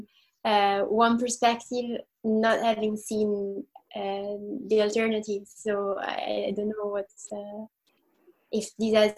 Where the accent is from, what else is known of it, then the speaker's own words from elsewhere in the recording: Italy; I'm from Italy